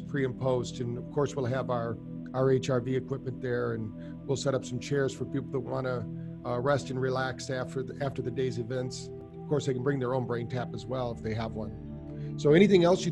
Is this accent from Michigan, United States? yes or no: yes; Battle Creek, Michigan, United States; I grew up in Battle Creek, Michigan